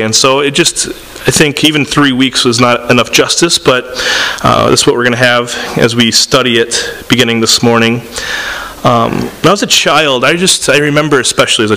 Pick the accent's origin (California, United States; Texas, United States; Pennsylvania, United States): California, United States; San Diego; moved away; also born or lived in Tampa, Florida, United States; I grew up in San Diego and Tampa